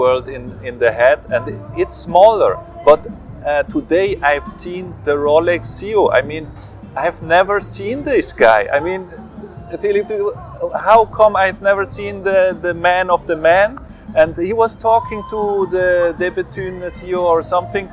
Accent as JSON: {"language": "English", "region": "Zurich", "country": "Switzerland", "tie": "born or raised there", "said": "I am born and raised in Zurich, Switzerland"}